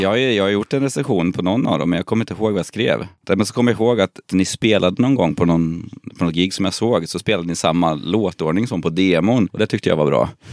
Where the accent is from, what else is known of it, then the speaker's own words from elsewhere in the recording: Kristinehamn, Värmland, Sweden; moved away; vi är från Kristinehamn båda två